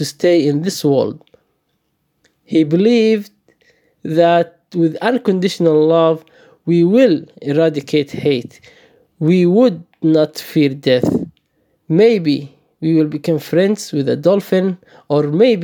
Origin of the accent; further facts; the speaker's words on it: Saudi Arabia; moved away as an adult; also born or lived in Somalia; now in Melbourne, Australia; I was born in Somalia, and I fled the country with my family due to the civil war. I grew up in the Middle East in Saudi Arabia, and I moved to Melbourne 4 years ago.